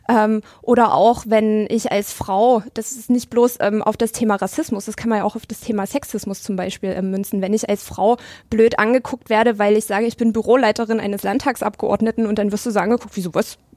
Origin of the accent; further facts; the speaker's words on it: Dresden, Saxony, Germany; dass ich gefragt werde, wo ich herkomme und dann antworte ich mit aus Dresden